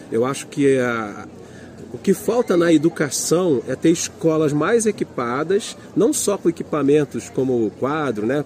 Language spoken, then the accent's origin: Portuguese; Fortaleza, Ceará, Brazil; born there; Fortaleza, onde eu nasci, é, Maranhão, que eu conheci agora, os lençóis maranhenses, Recife, Olinda, Pernambuco, Maceió. É, o Nordeste é o meu quintal, tá aí.